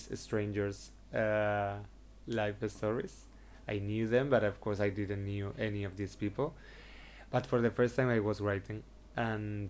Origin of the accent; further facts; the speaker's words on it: Seville, Andalusia, Spain; English is a second language; moved away as an adult; also born or lived in Madrid / Cádiz / Barcelona; now in Sitges, Spain; when I was born in Sevilla